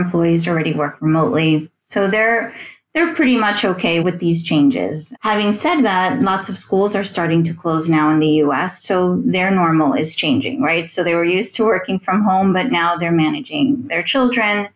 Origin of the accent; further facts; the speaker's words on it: New York City, United States; moved away as an adult; now in Rome, Italy; I grew up in the New York City, New Jersey area.